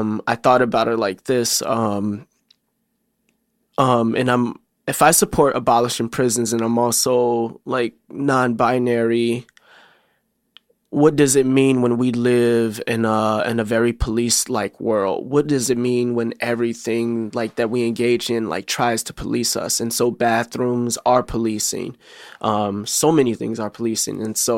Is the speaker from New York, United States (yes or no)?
no; Chicago, Illinois, United States; I rep Southside, but I grew up on the Southside and North Side of Chicago